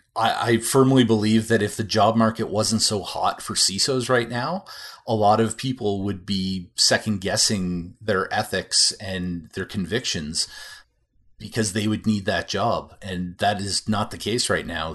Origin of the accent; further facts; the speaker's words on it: Canada; as a Canadian